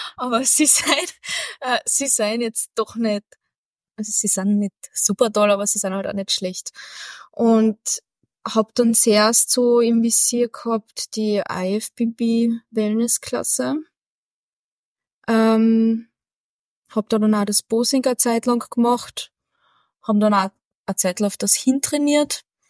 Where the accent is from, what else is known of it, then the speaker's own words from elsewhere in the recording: Carinthia, Austria; Als Kärntner